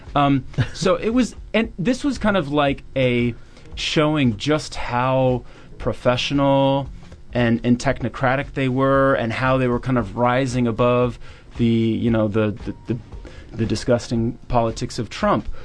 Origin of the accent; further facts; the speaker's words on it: Virginia, United States; I'm from Virginia